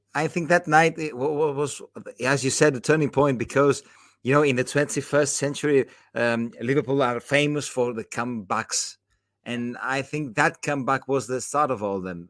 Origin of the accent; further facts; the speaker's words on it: Patras, Western Greece, Greece; now in Athens, Greece; I was born in Patras, uh, in, in, in the, the, the third most, you know, the third biggest city in, in, in, in, uh, in Greece, but I live in Athens